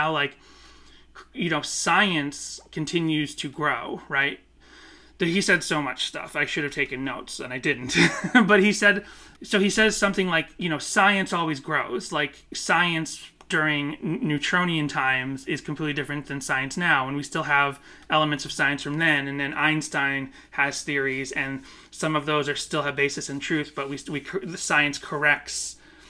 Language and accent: English; Northeast, United States; growing up in the Northeast, where it's like less Bible Belt stuff